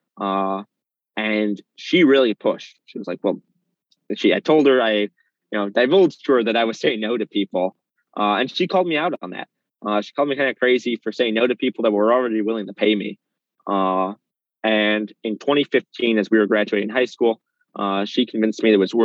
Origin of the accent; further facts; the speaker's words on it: Chicago, Illinois, United States; So I'm in Chicago proper. I grew up in Lincoln Square.